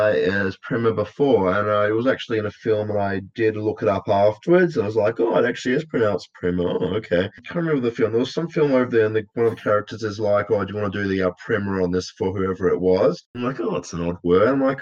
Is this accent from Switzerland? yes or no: no; Australia; as an Australian, I probably should be doing British English. However, I've grown up on American films, so I have to use the American terminology.